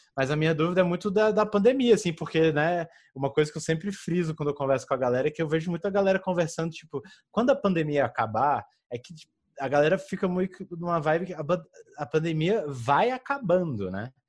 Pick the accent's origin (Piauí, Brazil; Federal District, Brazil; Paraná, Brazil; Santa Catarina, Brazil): Federal District, Brazil; moved away; lá da minha terra, de, do Distrito Federal